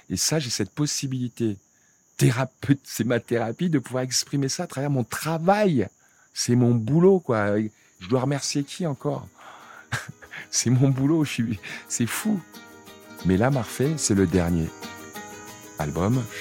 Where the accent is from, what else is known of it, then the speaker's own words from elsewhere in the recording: Senegal; tout ce qui est Afrique, je viens du Sénégal, mais c'est comme si j'étais sénégalais où ou rien quoi.